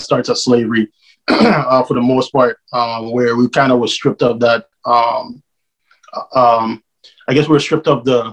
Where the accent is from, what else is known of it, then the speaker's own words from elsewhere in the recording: U.S. Virgin Islands; now in Atlanta, United States; I'm originally from the island of St. Croix, now residing in Atlanta, Georgia.